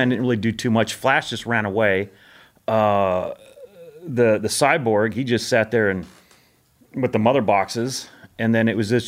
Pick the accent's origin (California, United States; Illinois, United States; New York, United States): California, United States; Monterey; born there; also born or lived in Japan / Spain / Guam / Bakersfield, United States; So I was born in California, and then literally two weeks later, Monterey. Two weeks later, my dad gets orders to Japan.